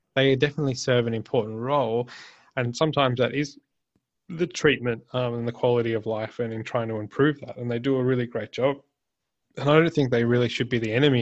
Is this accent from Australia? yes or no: yes; Australia; I'm Australian